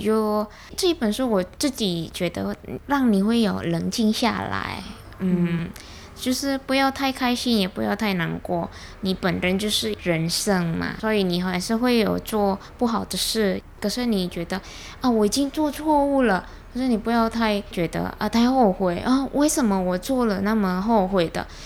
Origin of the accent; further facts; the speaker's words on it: Indonesia; Chinese is a second language; moved away as an adult; 我是，呃，来自印尼